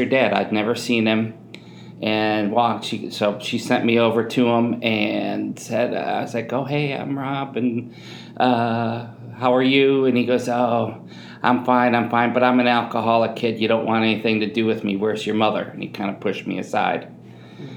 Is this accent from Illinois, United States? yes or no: yes; Chicago, Illinois, United States; I'm from Southside Chicago